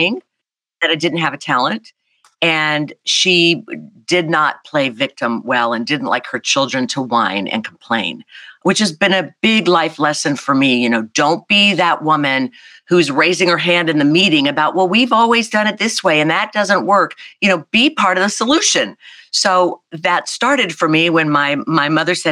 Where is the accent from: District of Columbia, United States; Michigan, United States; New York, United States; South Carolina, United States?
South Carolina, United States; I'm this kid from South Carolina